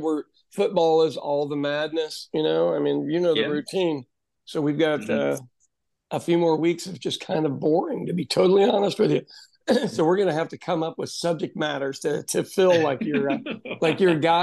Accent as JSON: {"language": "English", "region": "Midwestern United States", "country": "United States", "tie": "born or raised there"}